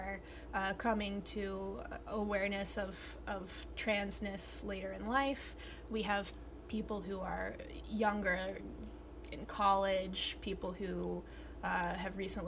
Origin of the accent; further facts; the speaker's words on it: New Haven, Connecticut, United States; I was born in New Haven